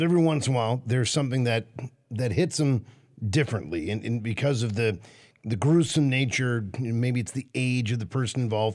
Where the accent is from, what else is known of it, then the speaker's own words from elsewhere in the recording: Washington, District of Columbia, United States; now in Midwest, United States; I grew up in Washington, D.C., in the nation's capital